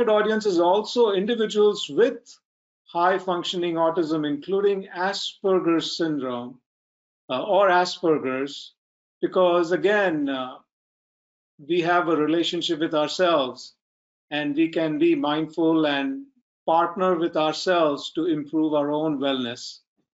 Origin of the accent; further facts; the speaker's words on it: India; I'm from India